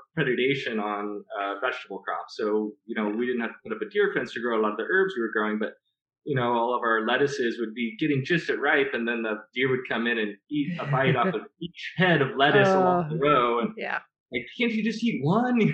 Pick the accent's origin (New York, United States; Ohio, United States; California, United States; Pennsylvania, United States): California, United States; Southern; moved away as an adult; now in Applegate, Oregon, United States; we grew up in Southern California